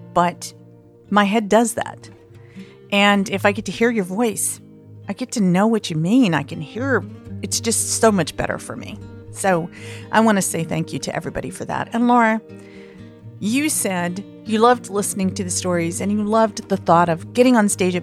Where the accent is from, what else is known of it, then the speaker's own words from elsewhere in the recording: the American South, United States; accent: southern; as a Southerner